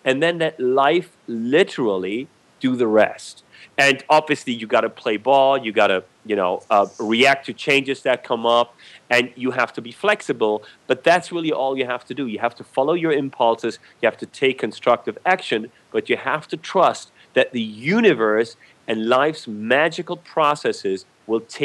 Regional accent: Germany; moved away; I was born and raised in Germany

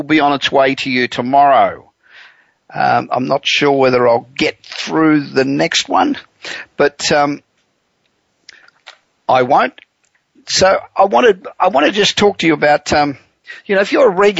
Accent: Los Angeles, California, United States; we're coming to you this week from my hometown of Los Angeles

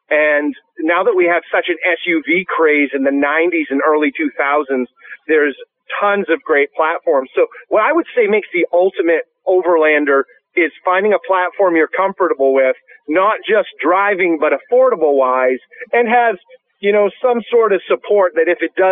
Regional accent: Maine, United States; back in Maine, when we grew up, there wasn't a lot to do.

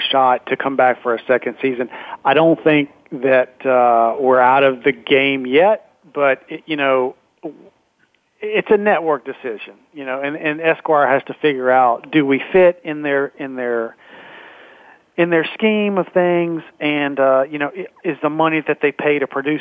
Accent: Baton Rouge, Louisiana, United States; I'm from Baton Rouge.

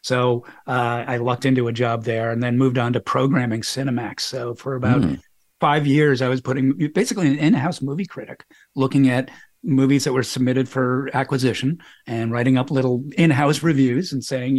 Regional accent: Boston, Massachusetts, United States; I was growing up in Boston at a time, and this is the early 70s

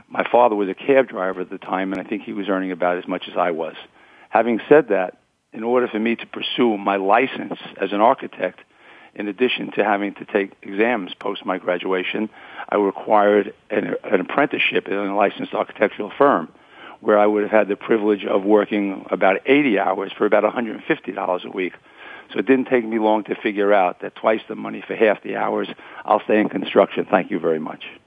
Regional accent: New York City, New York, United States; also born or lived in Queens, New York; being born here in Brooklyn, New York, um, where I grew up with my parents and three siblings

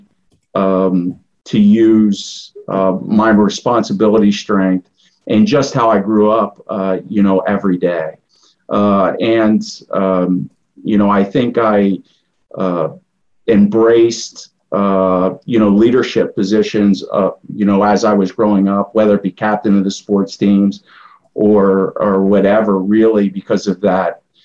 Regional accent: Lemoyne, Pennsylvania, United States; I grew up in Limoin, Pennsylvania, which is a suburb of Harrisburg

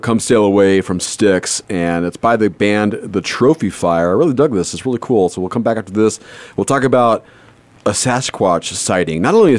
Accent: Southern California, United States; I grew up in Southern California

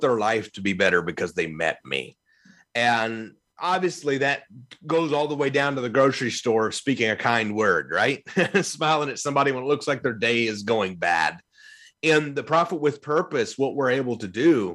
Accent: Evansville, Indiana, United States; now in Louisville, United States; in my hometown where I lived for years in Evansville, Indiana, before I moved to Louisville

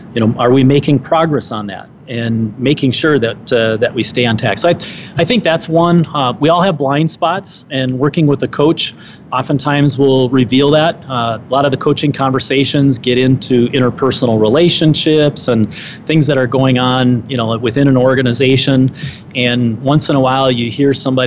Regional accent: Minnesota, United States; the Minnesota Society where I was, you know, that's my home state

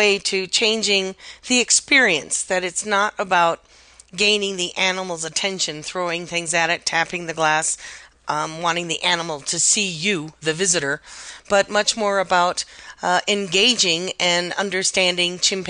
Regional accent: Chicago, Illinois, United States; I grew up in Chicago.

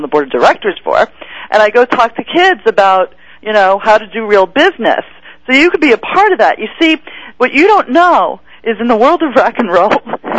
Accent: New York, United States; now in Los Angeles, United States; Well, but I am from New York

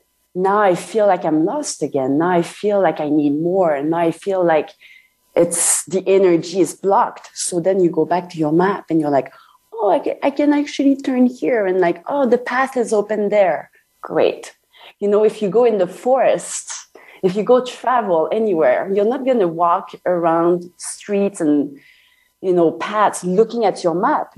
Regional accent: Canada; I'm French Canadian, by the way. I'm not French.

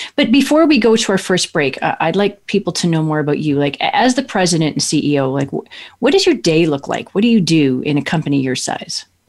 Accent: Kelowna, British Columbia, Canada; my hometown of Kelowna, British Columbia, Canada

